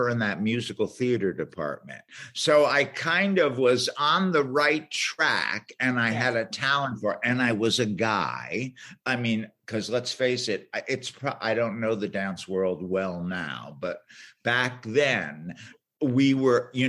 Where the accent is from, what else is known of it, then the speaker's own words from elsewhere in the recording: New York, United States; moved away as an adult; also born or lived in Boston / Chicago; I'm from New York. I'm an East Coast guy and originally.